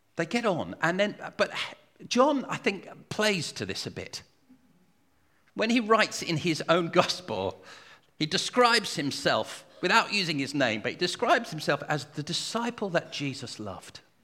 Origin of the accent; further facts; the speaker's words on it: United Kingdom; I'm British